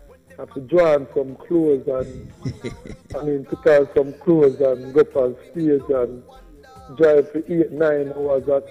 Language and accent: English; Jamaica; being Jamaican, love being Jamaican